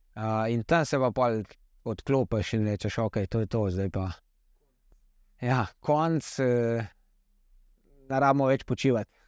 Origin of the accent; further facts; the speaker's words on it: Slovenia; sem edini slovenc na dirki